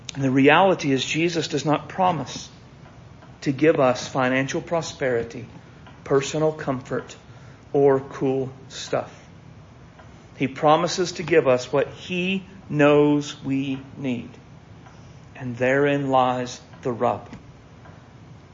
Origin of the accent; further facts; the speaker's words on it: United States; I am an American